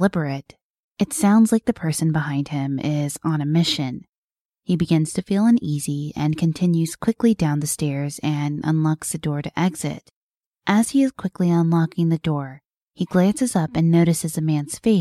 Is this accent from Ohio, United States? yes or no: no; Plano, Texas, United States; my hometown in Plano, Texas.